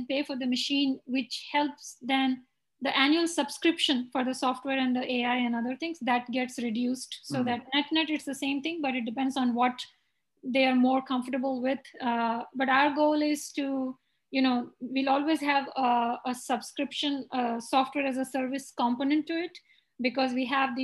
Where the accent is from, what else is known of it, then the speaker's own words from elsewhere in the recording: India; moved away as an adult; now in United States; when I was growing up in India